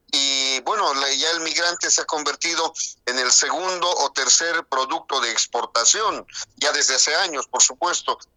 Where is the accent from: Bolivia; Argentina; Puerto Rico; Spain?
Bolivia; si yo como boliviano organizo una fiesta, automáticamente tengo que invitarle al chileno, al argentino, al colombiano, porque si solo hago para bolivianos